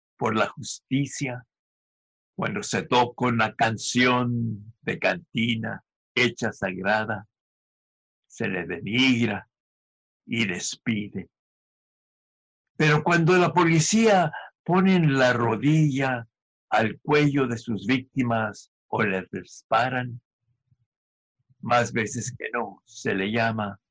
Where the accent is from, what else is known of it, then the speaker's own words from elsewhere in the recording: El Paso, Texas, United States; also born or lived in Ciudad Juárez, Chihuahua, Mexico; now in Berkeley, United States; I was born and raised in El Paso, Texas, Juarez, Chihuahua, Twin City